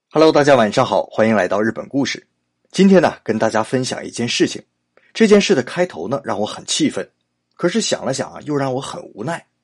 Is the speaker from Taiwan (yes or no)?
no; China; 我们中国人